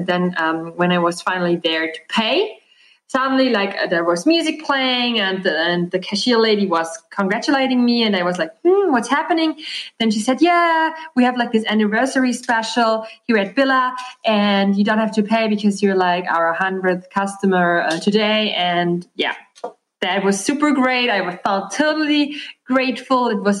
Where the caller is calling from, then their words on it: Austria; English is a second language; I'm calling from Austria, Europe.